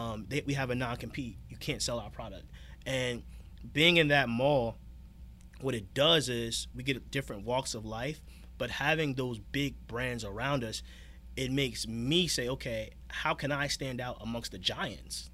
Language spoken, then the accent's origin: English; Newark, New Jersey, United States; I'm originally from Newark, New Jersey